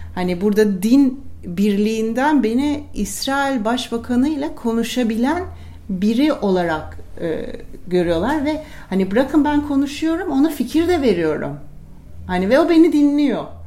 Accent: Turkey; Hani vatandaşlık bağıyla ben Türkiye'ye bağlıyım.

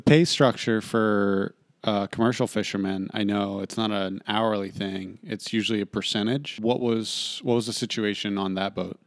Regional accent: Marietta, Ohio, United States; my hometown, Marietta, Ohio. We went to high school together

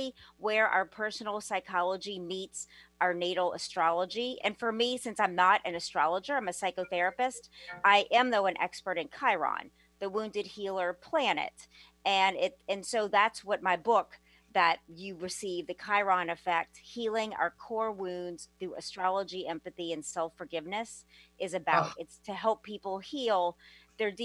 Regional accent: New Orleans, Louisiana, United States; moved away; also born or lived in Los Angeles, California; I'm originally from New Orleans

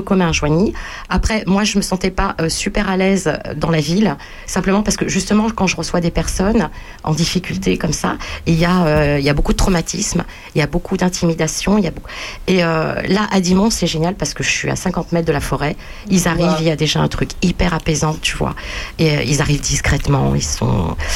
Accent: Bagneux, Île-de-France, France; je suis né à Bagneux, région parisienne

